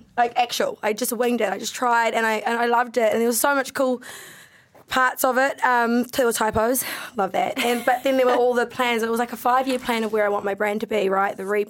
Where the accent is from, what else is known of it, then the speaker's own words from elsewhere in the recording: United Kingdom; now in New Zealand; I'm a British bitch.